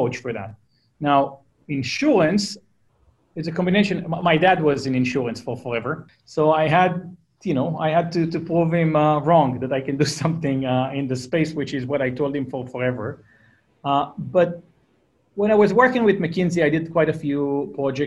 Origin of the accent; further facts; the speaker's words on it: Israel; accent: Israeli; English is a second language; moved away as an adult; now in Palo Alto, United States; Israeli. You hear by my crappy accent that I can't get rid